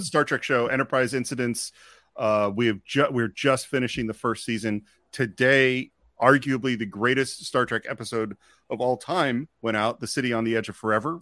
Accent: Marin County, California, United States; I grew up in Marin County

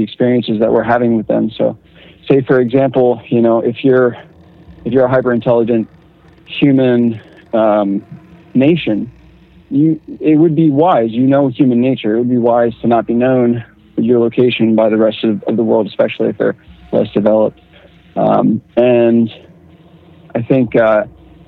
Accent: Northern Virginia, United States; I'm actually more from Northern Virginia

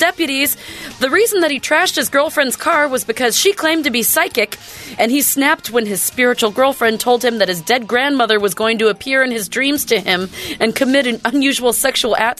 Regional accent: Oak Harbor, Washington, United States; also born or lived in Bremerton; When I grew up in Oak Harbor on Whidbey Island, we were the last class, my class, when I was in ninth grade, to learn how to type on a typewriter.

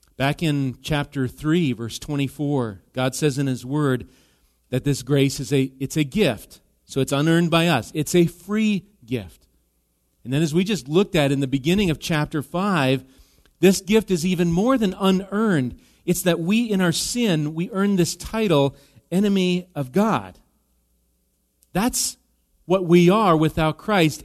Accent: Wisconsin, United States; now in Minnesota, United States; Wisconsin cheese. That's my home state.

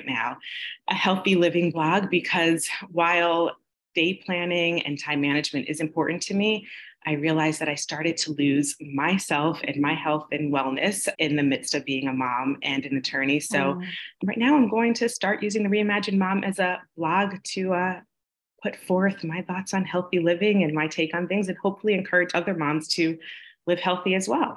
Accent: New York, United States; moved away as an adult; now in Los Angeles, United States; My husband and I grew up together in New York, and he moved out to Los Angeles before I did

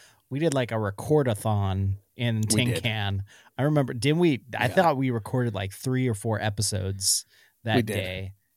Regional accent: Washington, United States; At least, like, where I grew up in Central Washington.

